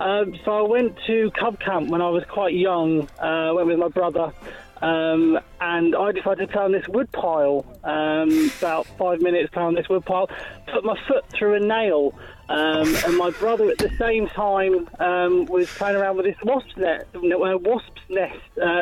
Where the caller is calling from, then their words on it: South East England, United Kingdom; I'm from near Brighton.